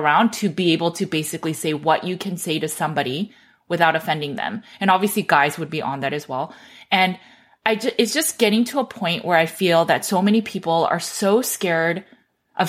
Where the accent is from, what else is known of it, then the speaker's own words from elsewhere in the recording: Los Angeles, California, United States; I grew up in Los Angeles